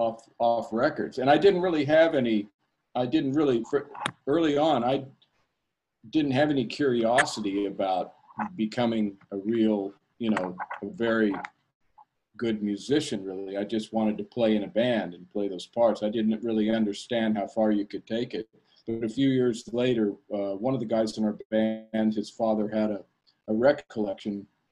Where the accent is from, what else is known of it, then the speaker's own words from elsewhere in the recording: Wichita, Kansas, United States; now in New York City, United States; I grew up in the Midwest in Kansas, and I moved here in hopes of getting a jazz career.